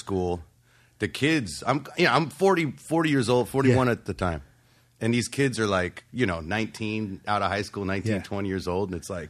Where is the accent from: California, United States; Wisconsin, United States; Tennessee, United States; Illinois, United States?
California, United States; Rialto; moved away as an adult; now in Orange County, United States; Growing up in Rialto, it felt like a lifetime.